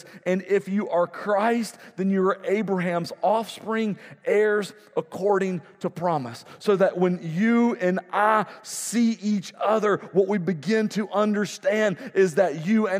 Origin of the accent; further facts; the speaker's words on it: United States; I, as an American